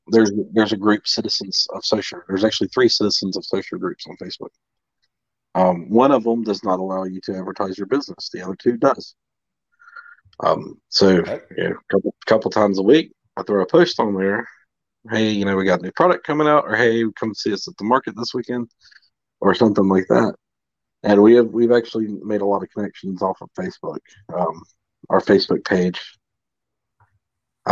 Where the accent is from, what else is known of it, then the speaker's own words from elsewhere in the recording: the South, United States; now in Mississippi, United States; I was born and raised in the South. I've lived with humidity my whole life.